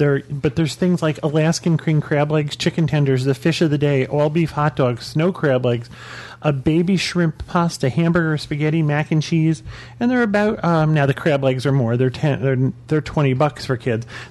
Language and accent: English; New England, United States; We're from New England